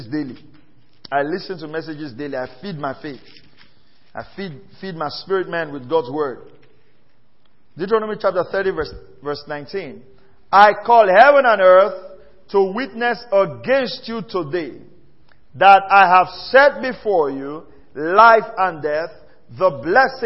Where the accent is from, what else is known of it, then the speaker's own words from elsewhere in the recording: Warri, Delta, Nigeria; I grew up in Warri and I speak very fluent pidgin English.